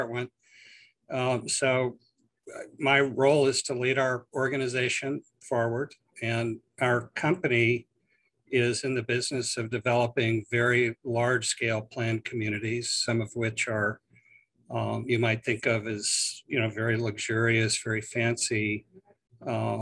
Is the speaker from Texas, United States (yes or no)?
yes; Houston, Texas, United States; I'm a native Texan